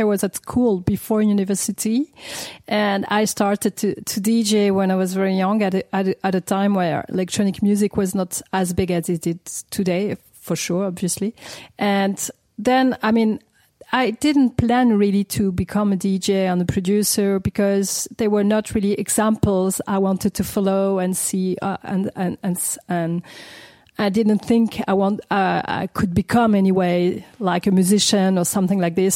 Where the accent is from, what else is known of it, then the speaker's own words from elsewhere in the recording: Paris, Île-de-France, France; I grew up in Paris. My mom was English and my father's French, so I like I was born and raised in Paris, never moved from Paris